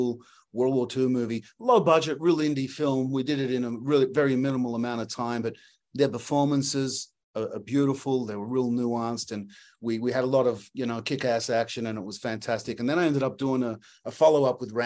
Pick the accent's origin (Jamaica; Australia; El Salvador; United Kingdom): Australia; now in Los Angeles, United States; When I came from Australia, I was just boxing